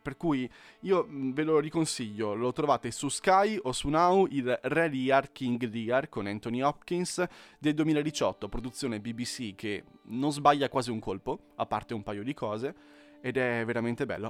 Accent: Italy

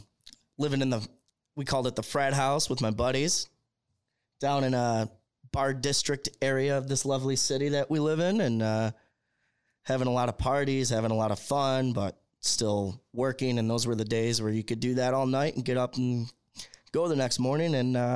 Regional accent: Rochester, New York, United States; So the three of us are from Rochester.

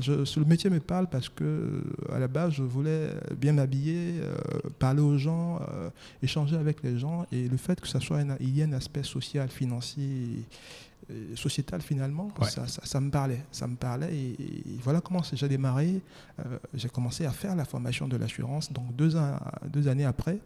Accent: Daoukro, Côte d’Ivoire; Je suis marié, ivoirien, hmm. natif de Daokro.

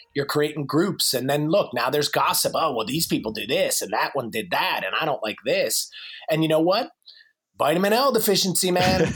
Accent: New Jersey, United States; moved away as an adult; now in North Carolina, United States; I'm in North Carolina now. I'm originally from New Jersey

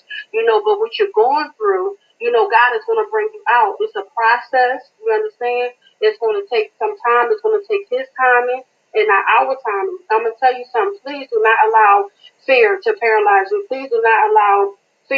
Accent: Greensboro, North Carolina, United States; I'm from Greensboro, North Carolina

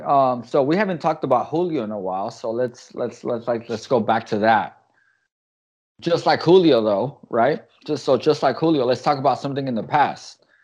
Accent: United States; we're American

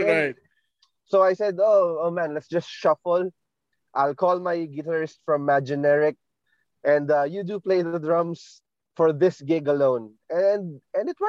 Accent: Marikina, Metro Manila, Philippines; I'm from Marikina

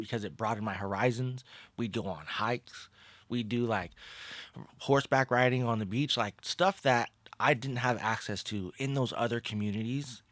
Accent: Pasadena, California, United States; moved away; also born or lived in Los Angeles area; I was born in Pasadena, California

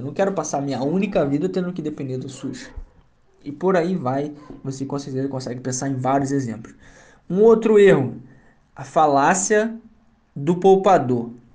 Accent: Duque de Caxias, Rio de Janeiro, Brazil; accent: carioca; sou nascido e criado no Rio, na cidade de Duque de Caxias

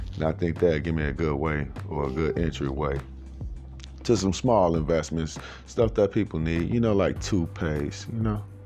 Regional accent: Chicago, Illinois, United States; moved away; I'm from Chicago and I know for a fact if I would have stayed there, I may not be alive right now today

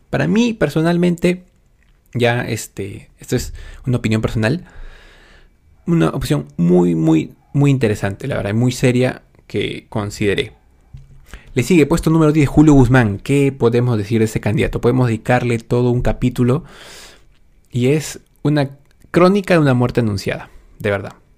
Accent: Lima, Peru; Soy un simple joven de 25 años, peruano, por supuesto, de nacimiento, de corazón. Ah, y si bien nací específicamente en Lima

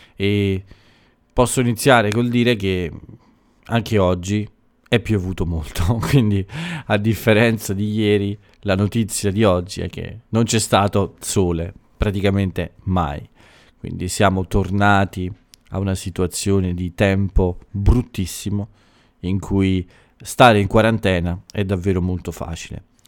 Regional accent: Italy; dal mio paese

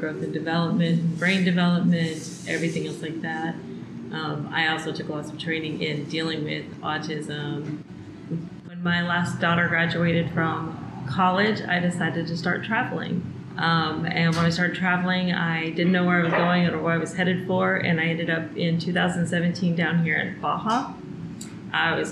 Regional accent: Colorado, United States; moved away as an adult; also born or lived in Texas; now in San Felipe, Mexico; I was born and raised in Colorado, raised on ranches and farming community

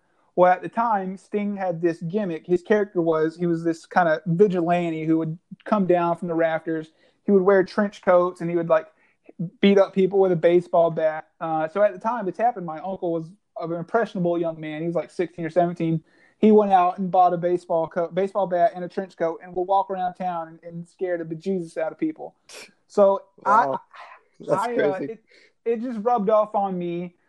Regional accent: Lumberton, North Carolina, United States; moved away as an adult; also born or lived in Fort Huachuca, Arizona / Fort Stewart, Georgia / Fort Bragg, North Carolina / Spring Lake, North Carolina; now in Clayton, United States; I was born and raised in Lumberton, North Carolina.

